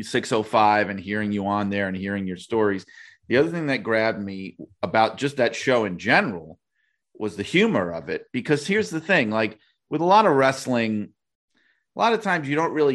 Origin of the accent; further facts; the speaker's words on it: New York, United States; I grew up in New York